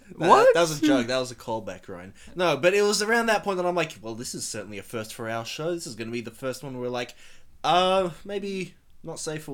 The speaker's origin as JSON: {"language": "English", "country": "Australia", "said": "we're Australian"}